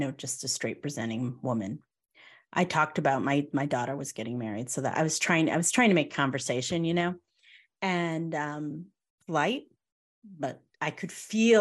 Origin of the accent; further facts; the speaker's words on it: Connecticut, United States; moved away as an adult; now in the South, United States; I'm in the South now versus being in Connecticut. We're both from Connecticut.